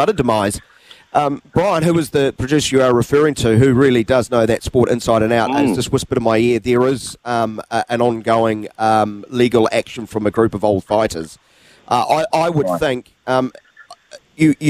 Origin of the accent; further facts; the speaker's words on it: Wellington, New Zealand; I'm from Wellington